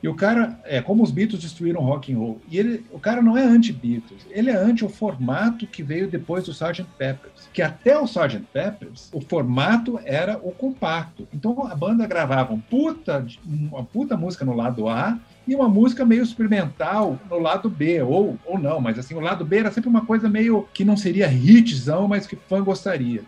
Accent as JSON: {"language": "Portuguese", "town": "Brasília", "region": "Federal District", "country": "Brazil", "tie": "born or raised there", "also_born_or_lived": "Curitiba", "said": "Minha, minha adolescência toda foi em Brasília, apesar de ninguém da minha geração ter nascido em Brasília, né? Então a gente veio de Curitiba"}